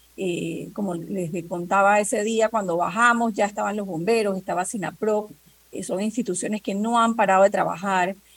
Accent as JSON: {"language": "Spanish", "country": "Panama", "said": "nosotros también somos panameños, también somos ciudadanos, también pagamos impuestos."}